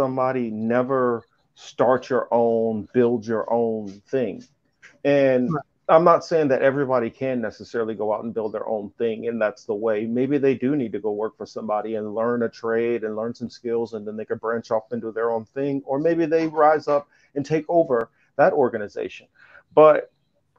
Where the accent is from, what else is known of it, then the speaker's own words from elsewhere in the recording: Midwest, United States; where I was growing up in the Midwest